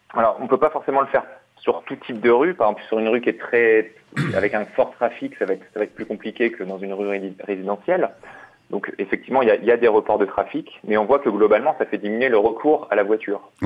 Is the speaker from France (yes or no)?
yes; Lille, Hauts-de-France, France; moved away as an adult; je suis lillois, j'ai grandi à Lille